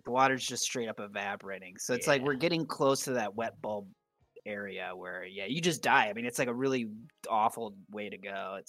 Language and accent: English; United States; I'm an American